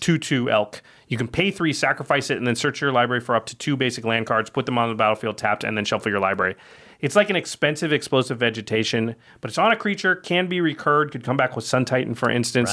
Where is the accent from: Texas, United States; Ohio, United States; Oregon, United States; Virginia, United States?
Oregon, United States; now in Los Angeles, United States; I'm from Oregon, and I'm sick of rain from having grown up there